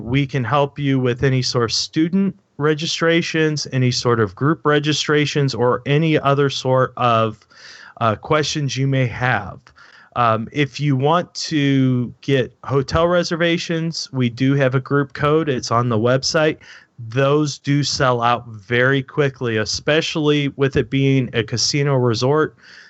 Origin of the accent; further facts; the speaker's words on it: Missouri, United States; that's show me state is Missouri. I'm from Missouri.